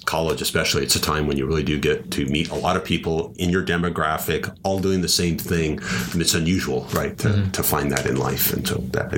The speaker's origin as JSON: {"language": "English", "country": "United States", "tie": "born or raised there", "said": "I was born in the United States"}